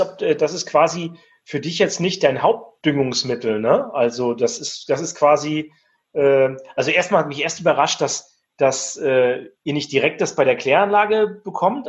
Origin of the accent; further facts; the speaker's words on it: Rostock, Mecklenburg-Vorpommern, Germany; Ich komme zwar aus Mecklenburg-Vorpommern, komme aus Rostock, ne, aus dem Plattenbau.